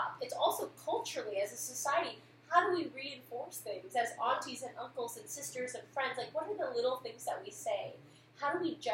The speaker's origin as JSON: {"language": "English", "town": "Santa Rosa", "region": "California", "country": "United States", "tie": "born or raised there", "also_born_or_lived": "East Bay, California", "said": "I was born in the East Bay, grew up in Santa Rosa"}